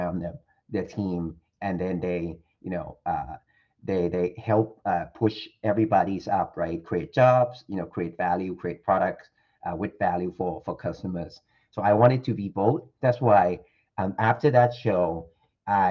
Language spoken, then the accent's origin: English; Thailand; I'm 100% Thai, by the way, born and raised in Thailand.